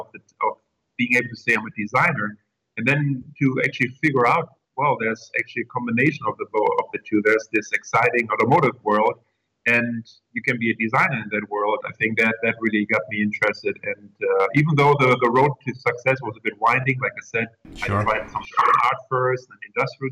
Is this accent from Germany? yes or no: yes; Germany; English is a second language; moved away as an adult; also born or lived in Coventry, England; as you can, probably hear by the accent and by the name, I was born in Germany. In a rural area